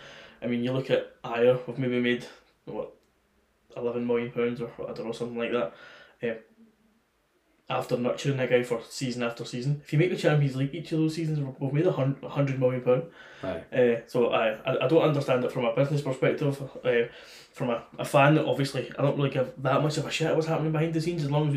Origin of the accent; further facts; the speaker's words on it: Czechia; English is a second language; Czech Republic.